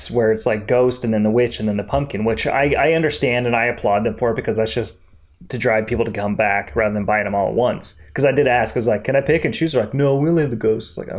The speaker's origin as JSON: {"language": "English", "region": "Colorado", "country": "United States", "tie": "born or raised there", "said": "growing up in Colorado"}